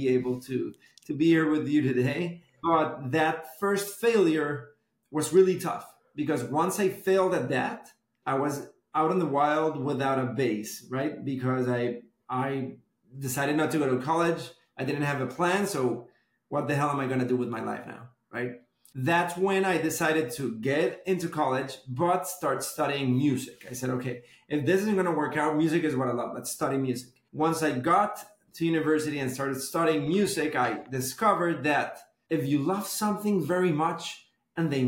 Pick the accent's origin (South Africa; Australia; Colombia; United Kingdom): Colombia; Bogotá; moved away as an adult; now in Miami, United States; I was born and raised in Bogota, Colombia